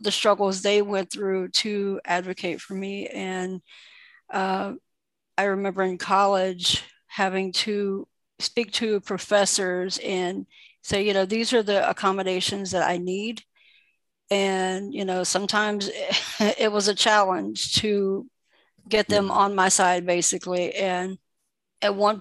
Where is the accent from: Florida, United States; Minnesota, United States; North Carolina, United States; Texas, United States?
North Carolina, United States; Lumberton; also born or lived in St. Pauls, North Carolina; I am from North Carolina. I was born and raised in North Carolina. I grew up in a town called Lumberton